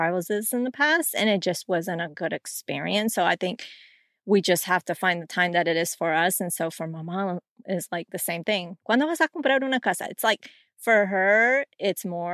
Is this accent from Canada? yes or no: no; Colombia; now in United States; growing up in Colombia